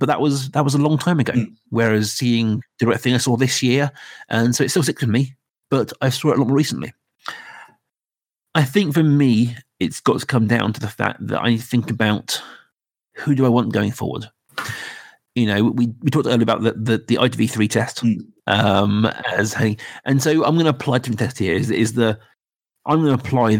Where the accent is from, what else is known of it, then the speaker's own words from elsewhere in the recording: Reading, South East England, United Kingdom; we're all from Reading. We've all lived in Reading in our life.